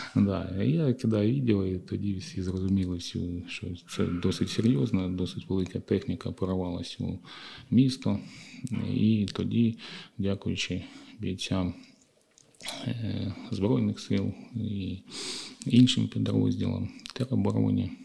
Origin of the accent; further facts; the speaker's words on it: Kharkiv, Kharkiv Oblast, Ukraine; нашого рідного міста Харків